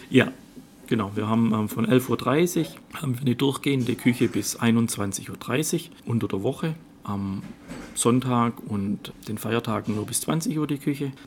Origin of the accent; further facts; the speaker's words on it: Göppingen, Baden-Württemberg, Germany; also born or lived in Waldenbuch; ich bin gebürtig in Göppingen und meine Frau kommt aus Oberschwaben, aus Ravensburg